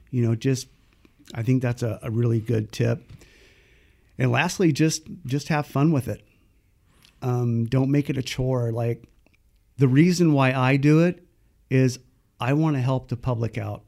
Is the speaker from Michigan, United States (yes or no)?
no; Paradise, California, United States; also born or lived in San Jose, California; I was born in San Jose in nineteen sixty-five, and in nineteen sixty-seven, My dad moved everyone up to Paradise, California, um, with the intent to raise his family